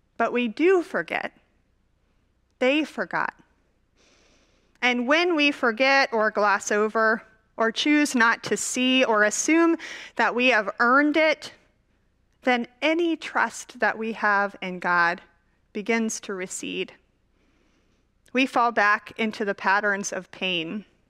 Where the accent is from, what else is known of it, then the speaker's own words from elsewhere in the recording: Dallas, Texas, United States; I grew up in Dallas, Texas.